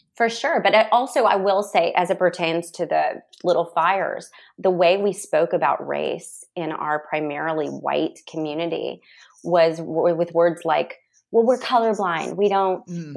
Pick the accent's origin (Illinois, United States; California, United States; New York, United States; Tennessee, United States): Tennessee, United States; Nashville; growing up in Nashville, I had a really safe childhood.